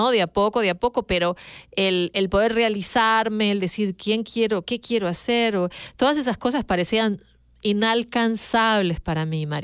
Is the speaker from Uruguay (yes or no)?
yes; Uruguay; now in United States; como decimos en mi país, en Uruguay, rebuscando.